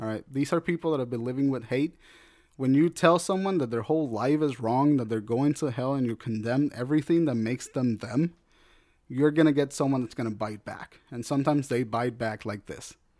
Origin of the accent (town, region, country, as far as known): United States